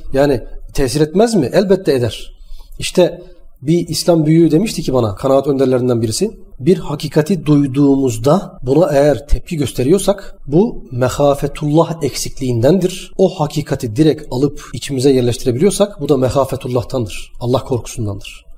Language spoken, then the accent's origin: Turkish; Manisa, Turkey; Manisa'da büyüdüm öğrenciydim ben